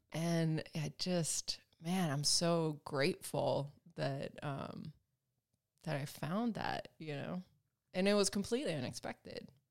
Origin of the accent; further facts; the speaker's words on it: Alabama, United States; moved away as an adult; also born or lived in Sweden; now in Los Angeles, United States; I'm Swedish, and, um, you know, I grew up in Alabama